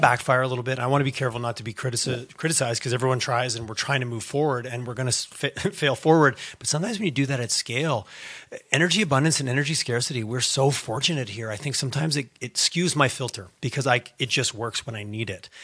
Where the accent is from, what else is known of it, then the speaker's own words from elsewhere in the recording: Quebec, Canada; I grew up in Quebec